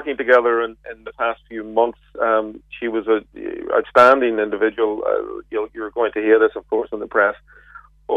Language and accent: English; Belfast, Northern Ireland, United Kingdom; I'm from Belfast myself